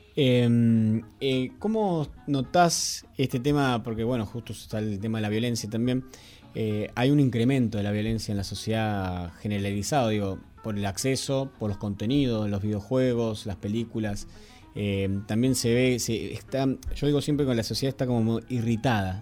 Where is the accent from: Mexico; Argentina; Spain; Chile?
Argentina; nosotros somos argentinos